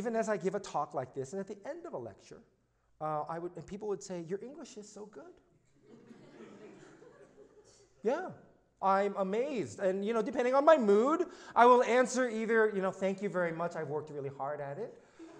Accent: Alexandria, Virginia, United States; I was born in Alexandria, Virginia, so I'm from the South.

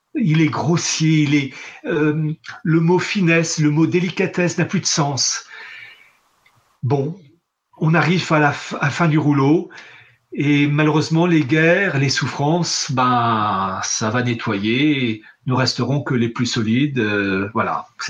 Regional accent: France; je suis français patriote

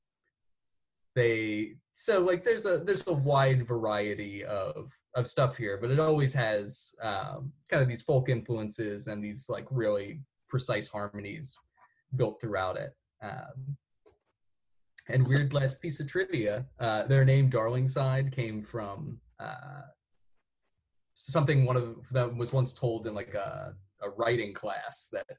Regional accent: Haddon Heights, New Jersey, United States; my hometown in Haddon Heights, New Jersey

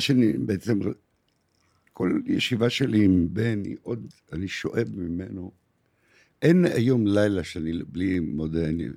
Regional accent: Haifa, Haifa District, Israel; moved away as an adult; now in Tel Aviv, Israel; עד 1973, עד מלחמת יום הכיפורים הייתי בחיפה. הייתי חייל קרבי

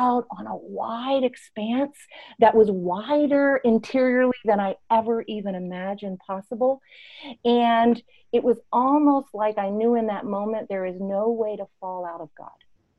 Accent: Tanzania; I was born in Tanzania, East Africa, and had a very embodied childhood.

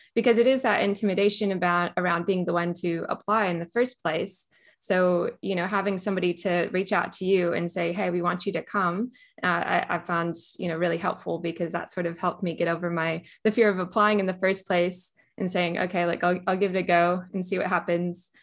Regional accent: California, United States; moved away as an adult; also born or lived in Australia; now in Melbourne, Australia; I am originally from California, so I was born and raised in California, went to university there

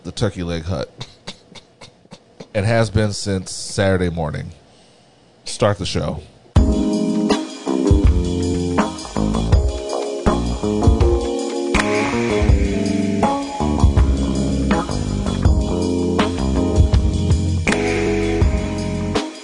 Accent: the South, United States; a born and bred Southerner

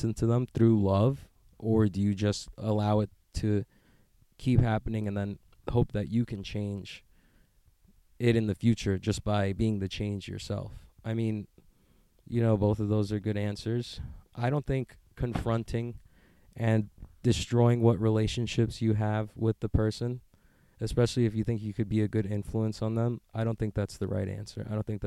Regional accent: United States; I'm an American

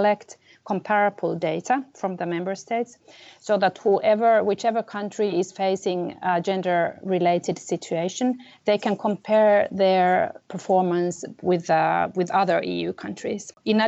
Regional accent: Finland; moved away; also born or lived in Middle East / India; I come from Finland, which is my home country and my country of nationality

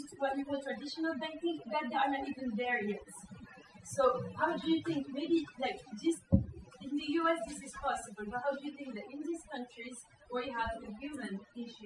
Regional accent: Morocco; I'm from Morocco, which is one of the most advanced countries in Africa

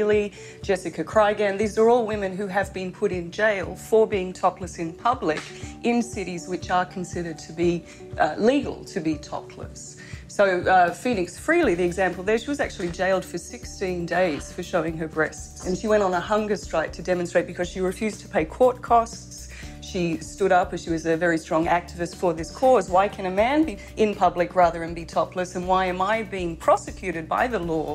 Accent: Australia; moved away; I'm from Australia, and I grew up since a very little girl never wearing a bikini on a beach

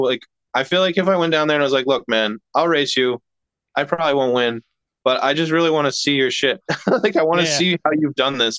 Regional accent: New York, United States; moved away; I'm from New York originally.

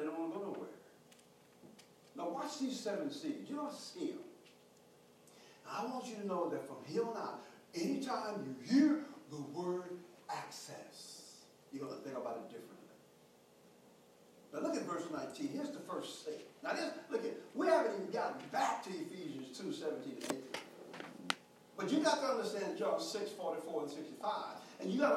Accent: Houston, Texas, United States; growing up in Third Ward, H-Town, the hood

